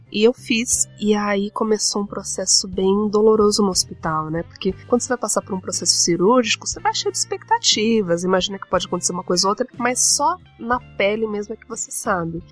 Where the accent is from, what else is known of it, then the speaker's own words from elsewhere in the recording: São Paulo, Brazil; como uma menina de periferia, sou da Zona Leste de São Paulo